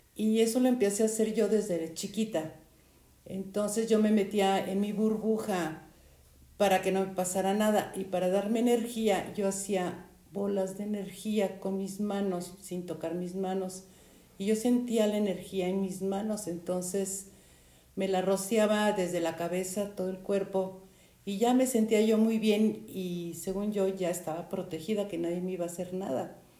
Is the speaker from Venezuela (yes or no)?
no; Mexico; tengo 74 años y soy de México